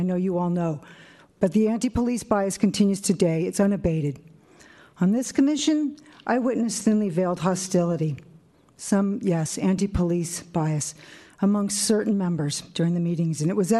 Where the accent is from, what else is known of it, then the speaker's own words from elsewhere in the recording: San Francisco, California, United States; also born or lived in Brazil; I am a born and raised resident of San Francisco. Growing up in the Richmond District and residing in Glen Park since 1989